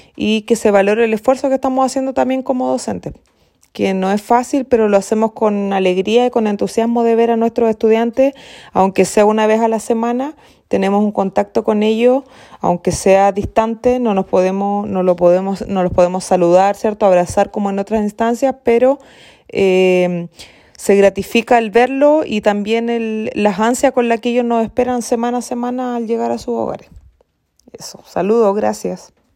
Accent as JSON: {"language": "Spanish", "town": "San Juan de la Costa", "region": "Los Lagos", "country": "Chile", "tie": "born or raised there", "said": "soy exalumna también del establecimiento"}